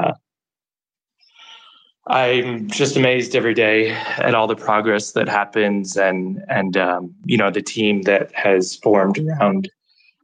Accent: New York, United States; moved away as an adult; now in El Salvador; I'm from New York originally, I'm from the US

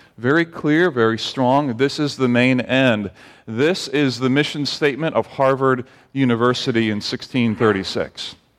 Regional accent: Barbados; moved away; growing up in Barbados

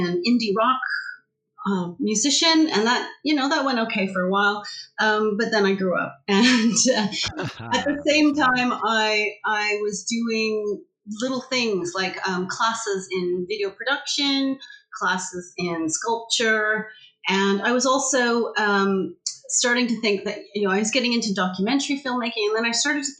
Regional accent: Canada; moved away as an adult; also born or lived in Vancouver; now in United Kingdom; I'm originally from Canada. I've been in the UK for going on 13 and a half years.

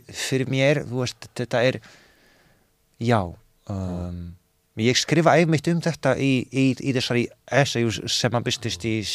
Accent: Poland; now in Iceland; þegar ég var að, að þegar ég elst upp þarna í Pólandi þannig að ég nenni ekki að vera aumingi í annað sinn

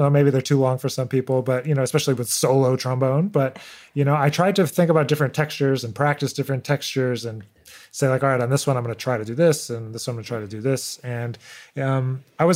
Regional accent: Rochester, New York, United States; I grew up in Rochester, New York

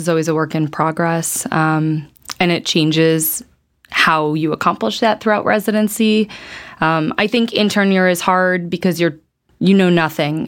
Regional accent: Chicago, Illinois, United States; moved away as an adult; now in Atlanta, United States; I'm originally from Chicago. My whole family is there

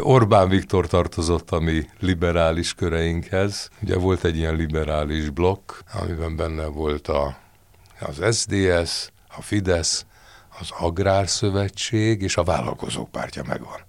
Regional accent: Hungary; én ide születtem, magyarul gondolkozom

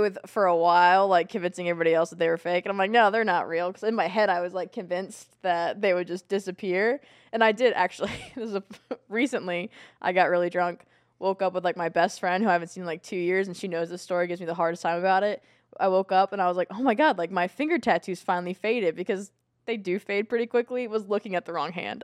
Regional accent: Virginia Beach, Virginia, United States; born or raised there; also born or lived in Atlanta, Georgia

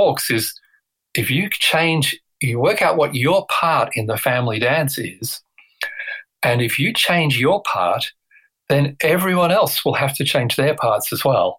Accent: England, United Kingdom; I was born in England

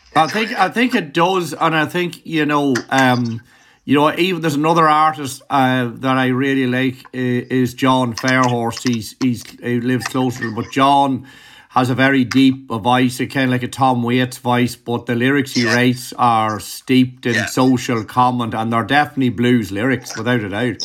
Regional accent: Ireland; as an Irishman

